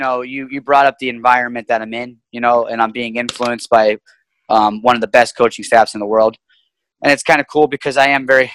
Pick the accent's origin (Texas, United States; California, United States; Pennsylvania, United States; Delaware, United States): Pennsylvania, United States; Pittsburgh; born and raised in Pittsburgh, Pennsylvania